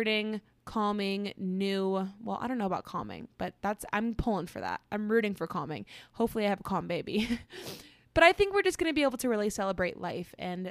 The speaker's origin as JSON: {"language": "English", "region": "Florida", "country": "United States", "tie": "born or raised there", "moved": "as an adult", "lives_now": "Colorado, United States", "said": "I was raised in Florida"}